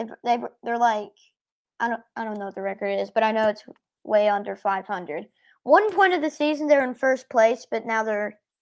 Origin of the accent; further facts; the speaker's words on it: Knoxville, Tennessee, United States; I was born in Knoxville.